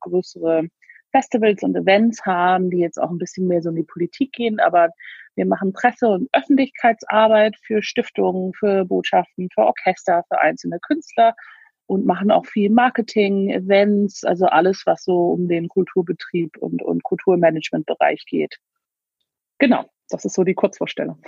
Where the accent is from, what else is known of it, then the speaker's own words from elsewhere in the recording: Hamburg, Germany; also born or lived in Berlin / London; now in Devon, United Kingdom; Ich bin in Hamburg geboren